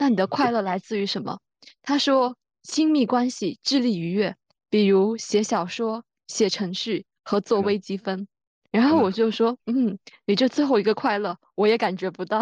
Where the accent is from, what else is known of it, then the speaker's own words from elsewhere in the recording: Guangdong, China; 就我们长大的地方。太其实好蛮了宜居的，又有海，又有很多好吃的